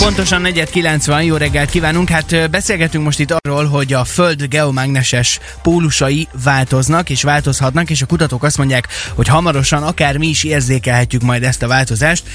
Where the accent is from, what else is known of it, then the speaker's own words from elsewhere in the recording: Kecskemét, Bács-Kiskun, Hungary; now in Szeged, Hungary; mikor leköltöztem Szegedre, ö, habár egyébként én Kecskeméti vagyok